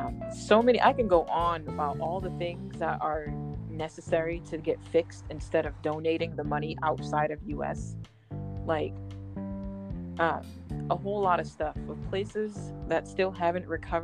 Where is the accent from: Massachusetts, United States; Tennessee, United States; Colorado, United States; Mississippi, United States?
Massachusetts, United States; Boston; also born or lived in Florida; I grew up in Boston, originally from Florida.